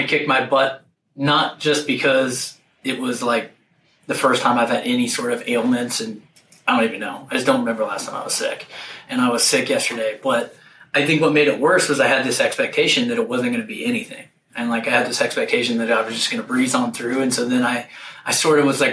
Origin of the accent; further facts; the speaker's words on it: Ohio, United States; I grew up in Ohio